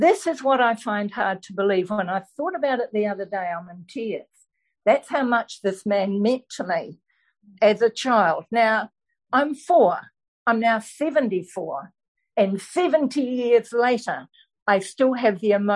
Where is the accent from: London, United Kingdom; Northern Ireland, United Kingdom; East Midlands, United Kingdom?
Northern Ireland, United Kingdom; Belfast; I was born in Belfast, Northern Ireland.